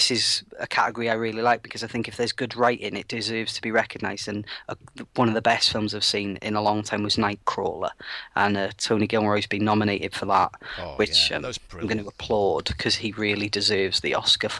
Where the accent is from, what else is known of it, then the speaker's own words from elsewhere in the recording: United Kingdom; as a British person